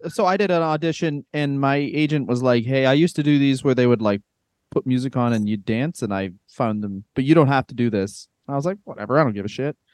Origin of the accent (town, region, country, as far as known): Canada